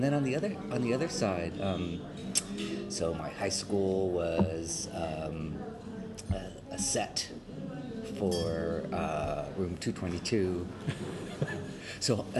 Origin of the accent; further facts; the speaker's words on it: Los Angeles, California, United States; born there; now in New York, United States; Yeah, I was born on Sunset Boulevard